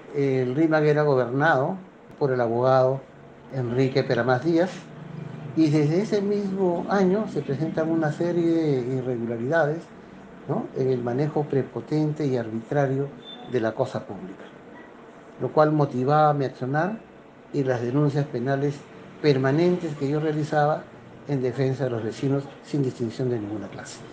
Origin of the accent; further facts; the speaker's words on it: Lima, Peru; Vine a los cuatro años de edad, más o menos, a vivir al Rímac, donde ya permanezco hace 61 años